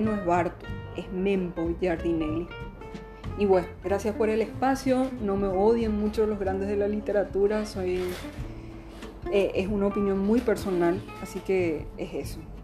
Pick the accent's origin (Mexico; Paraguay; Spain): Paraguay; accent: Paraguayan border accent, half Brazilian-tinged; con nuestro guarañol, con nuestra cosa fronteriza con Brasil, nuestra tonada medio abrasilerada